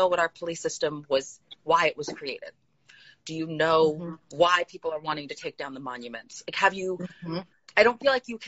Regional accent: California, United States; moved away as an adult; also born or lived in the South; I am from California. Mm-hmm. And I was raised in a very diverse home, but then I moved to the South as an adult.

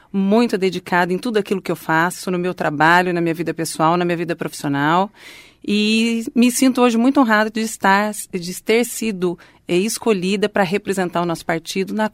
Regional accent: Londrina, Paraná, Brazil; born there; Sou nascida em Londrina, minha família é toda de Londrina

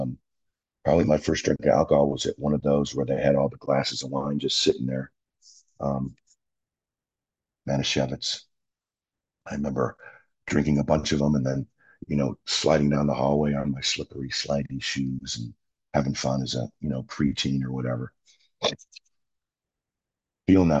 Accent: Buffalo, New York, United States; I grew up in Buffalo

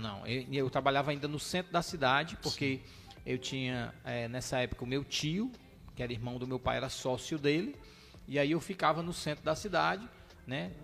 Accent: Fortaleza, Ceará, Brazil; eu fui criado ali no Jardim América e estudando aqui no Pia Marta Montese

